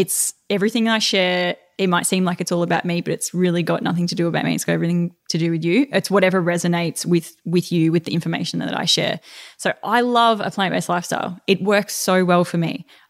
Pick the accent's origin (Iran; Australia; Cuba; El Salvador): Australia; Melbourne, Victoria; moved away; It's good to be back in my hometown